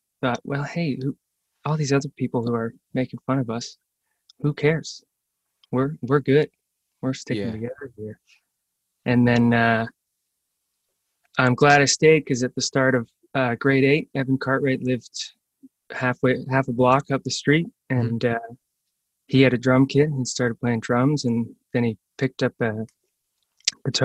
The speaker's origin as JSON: {"language": "English", "town": "Toronto", "region": "Ontario", "country": "Canada", "tie": "born or raised there", "said": "We're in the East End, around Main and Girard here"}